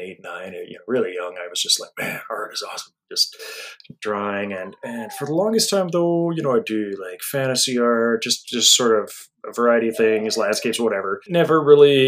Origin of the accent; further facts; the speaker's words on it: Alberta, Canada; I'm from Alberta